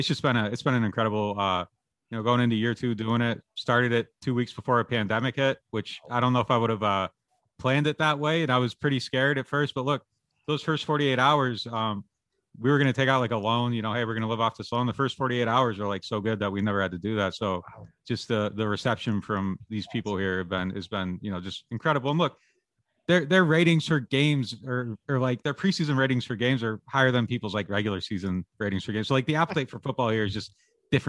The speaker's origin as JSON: {"language": "English", "region": "Pennsylvania", "country": "United States", "moved": "yes", "lives_now": "New Orleans, United States", "said": "I'm from Pennsylvania"}